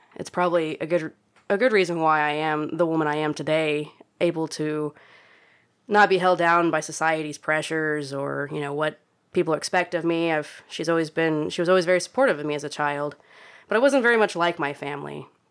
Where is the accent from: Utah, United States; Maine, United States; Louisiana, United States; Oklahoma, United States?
Oklahoma, United States; being born and raised in Oklahoma